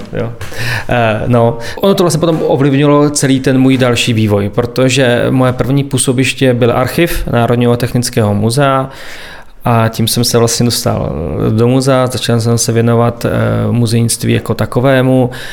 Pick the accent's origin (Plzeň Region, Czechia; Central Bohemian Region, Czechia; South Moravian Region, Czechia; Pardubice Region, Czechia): Pardubice Region, Czechia; near Svitavy; moved away as an adult; also born or lived in Prague; now in Svitavy, Czech Republic; já pocházím z Ostrova Kamene, z vesnice, která je odsud nedaleko, jsem sem chodil na základní i na střední školu